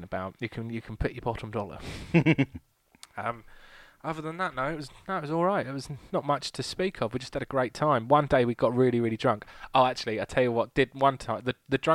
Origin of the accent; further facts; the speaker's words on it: England, United Kingdom; we're rather English